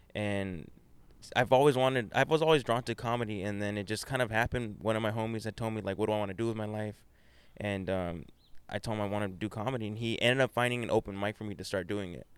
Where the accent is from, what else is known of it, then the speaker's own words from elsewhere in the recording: Whittier, California, United States; I grew up in Whittier